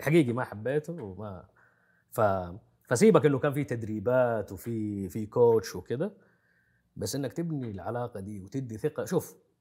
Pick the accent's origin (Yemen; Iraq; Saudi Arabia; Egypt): Saudi Arabia; عندنا في السعودية